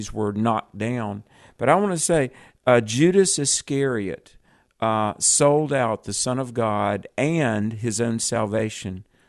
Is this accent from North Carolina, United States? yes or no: yes; North Carolina, United States; here in my home state of North Carolina